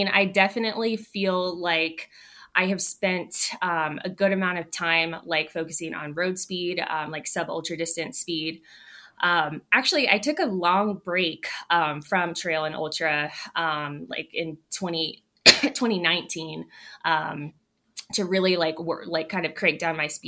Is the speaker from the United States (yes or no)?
yes; San Diego, California, United States; moved away; I'm born and raised in San Diego